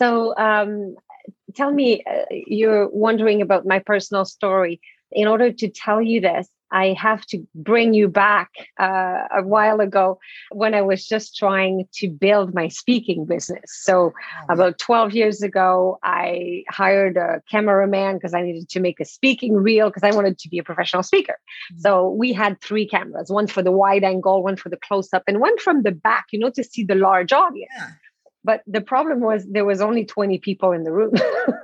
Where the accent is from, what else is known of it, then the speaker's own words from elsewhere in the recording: Canada; first language French; English is a second language; moved away as an adult; also born or lived in Toronto; I'm French Canadian, right? So English is my second language.